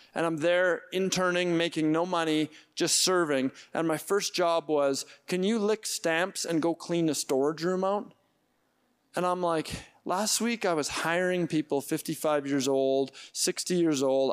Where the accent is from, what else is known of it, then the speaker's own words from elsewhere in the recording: Edmonton, Alberta, Canada; I grew up in Edmonton